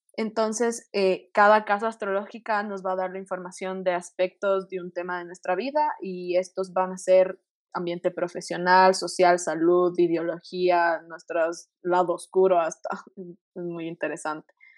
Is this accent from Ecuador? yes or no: yes; Quito, Pichincha, Ecuador; todos somos de aquí de Quito